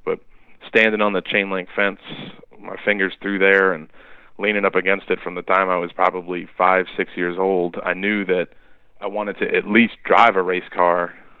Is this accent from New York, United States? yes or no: yes; Long Island, New York, United States; now in North Carolina, United States; where I grew up on Long Island